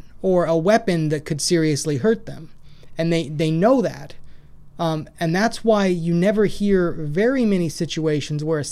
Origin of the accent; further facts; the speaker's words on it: Washington, United States; also born or lived in Idaho; now in Clarksville, United States; I grew up in Washington. I spent quite a bit of time in Western Washington.